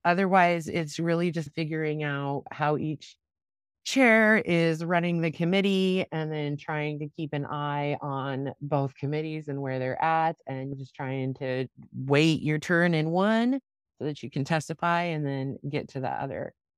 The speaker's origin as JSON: {"language": "English", "town": "Grant", "region": "Nebraska", "country": "United States", "tie": "born or raised there", "said": "in my hometown where I grew up in Grant, Nebraska, we didn't even have a D M V in that place"}